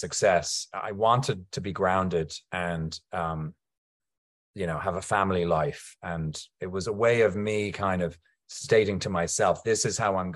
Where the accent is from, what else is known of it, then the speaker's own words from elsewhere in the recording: Ireland; I'm Irish